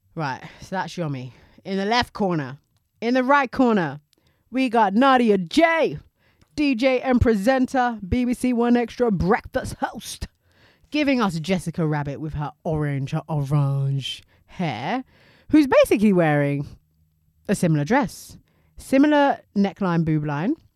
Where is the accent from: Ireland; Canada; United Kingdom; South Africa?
United Kingdom; we're British